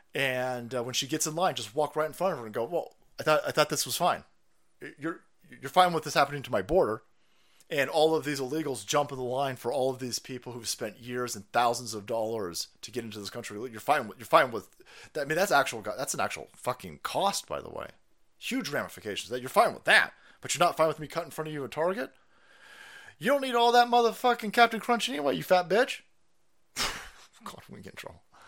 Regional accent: California, United States; I'm a Californian

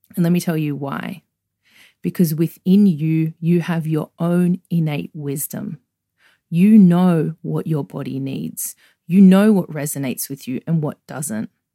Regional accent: Sydney, New South Wales, Australia; accent: Australian; growing up where I grew up in Australia, um, on the outskirts of Sydney

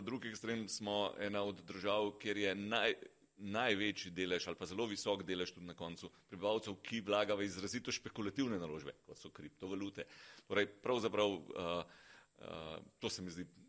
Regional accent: Slovenia

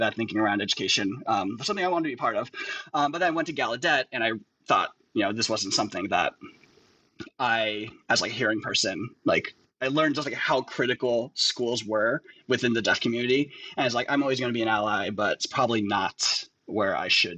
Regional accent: Bay Area, California, United States; also born or lived in San Diego; I was born in the Bay Area.

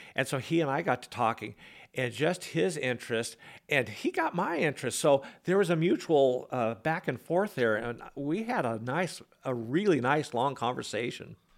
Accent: Peshastin, Washington, United States; I grew up in a little town in central Washington near Leavenworth

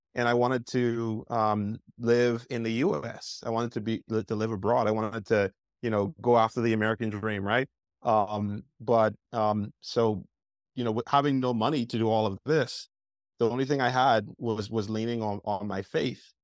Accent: Bahamas; now in United States; I grew up in the Bahamas, uh, young island boy

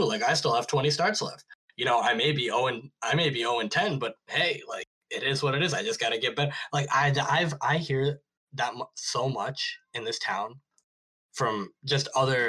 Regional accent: India; When I first got into music, and I say Western music because, you know, I'm Indian, so a lot of the indie music was played earlier to me in my life.

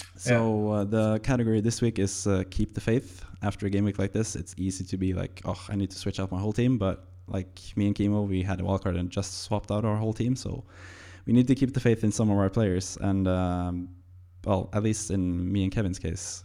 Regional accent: Norway; English is a second language; I'm Norwegian

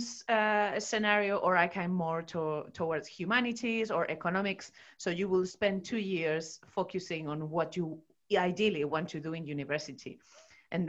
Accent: Spain; moved away; I did all my education in Spain. In my home country.

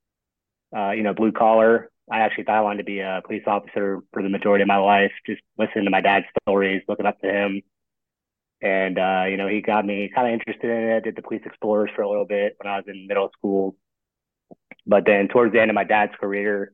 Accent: South Florida, United States; I grew up in South Florida

